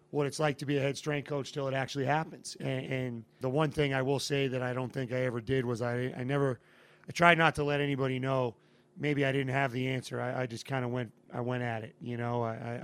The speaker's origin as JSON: {"language": "English", "region": "Massachusetts", "country": "United States", "tie": "born or raised there", "moved": "as an adult", "said": "I had a 2-year pit stop back in Massachusetts in my hometown"}